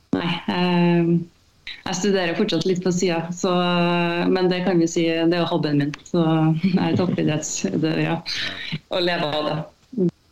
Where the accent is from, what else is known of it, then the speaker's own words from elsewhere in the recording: Malvik, Trøndelag, Norway; jeg kommer fra Malvik